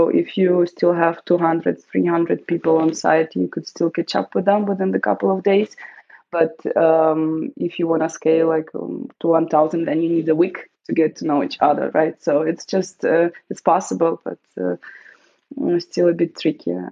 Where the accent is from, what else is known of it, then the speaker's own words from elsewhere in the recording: Munich, Bavaria, Germany; I'm from Munich